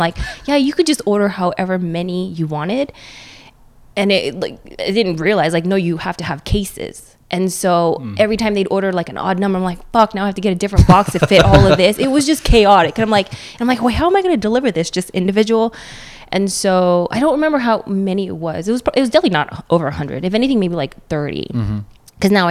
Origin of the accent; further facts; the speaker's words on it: Northern California, United States; also born or lived in Philippines / Oakland / Redondo Beach; I'm from NorCal, all over Northern California